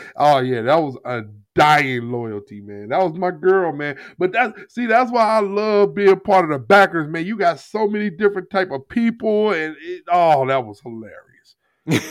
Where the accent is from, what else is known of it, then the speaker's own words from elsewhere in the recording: Jennings, Missouri, United States; I grew up in Jennings, Missouri.